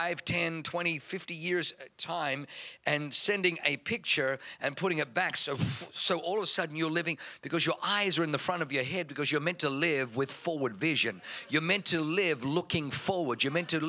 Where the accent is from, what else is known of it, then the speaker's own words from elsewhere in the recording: Germany; first language German; English is a second language; moved away; being born in Germany. German was my first language.